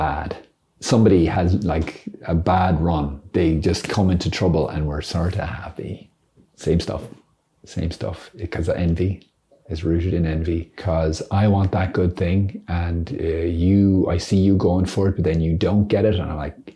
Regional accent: Ireland; As an Irishman

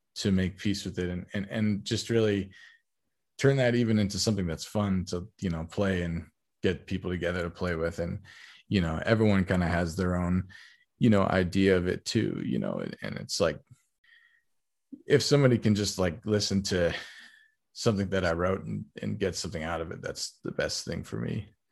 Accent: Bay Area, California, United States; moved away as an adult; also born or lived in Texas; now in New York City, United States; I, I grew up in the Bay Area, um, California, in the, in the peninsula

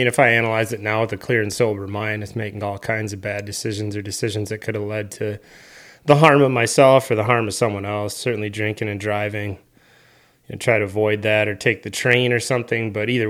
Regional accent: Wisconsin, United States; I grew up here in Western Wisconsin, St. Croix County, raised in a great family.

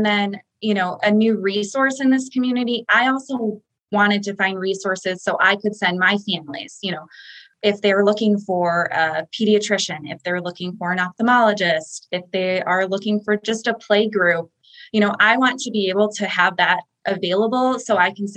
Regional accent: Chicago, Illinois, United States; now in Florida, United States; I'm from Chicago

